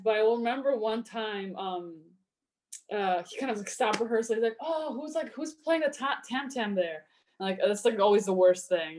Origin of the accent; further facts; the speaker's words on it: Poland; now in United States; when i was growing up in poland um, my mom was a pianist in the orchestra there in my hometown